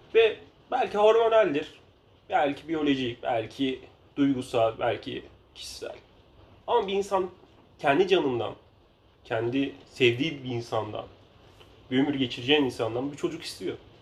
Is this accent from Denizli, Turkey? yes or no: yes; Denizli, Turkey